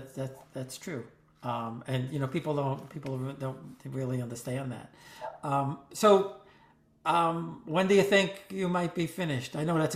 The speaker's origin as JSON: {"language": "English", "town": "Corona", "region": "New York", "country": "United States", "tie": "born or raised there", "said": "a little bit about background about my growing up in Corona, Queens, and what that was like with two Italian-American families."}